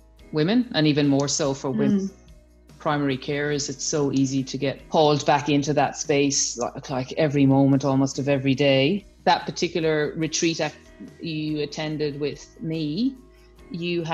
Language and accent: English; Ireland; moved away as an adult; now in Australia; I'm Irish